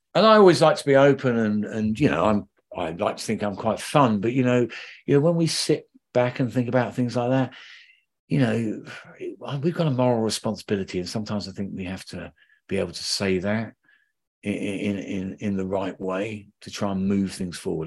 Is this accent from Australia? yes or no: no; London, United Kingdom; I'm a Londoner